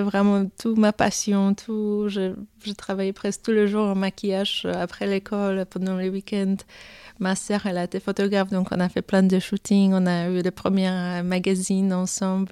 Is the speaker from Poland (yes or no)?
yes; Poland; French is a second language; moved away; je suis polonaise, j'ai commencé mon, ma, l'histoire là-bas